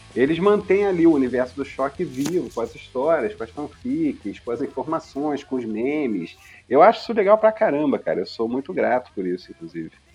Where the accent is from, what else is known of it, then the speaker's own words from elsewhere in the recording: Rio de Janeiro, Brazil; muito carioca, de uma família de Madureira, mas eu nasci na maternidade Carmela Dutra, no Meier, que vem a ser a capital do subúrbio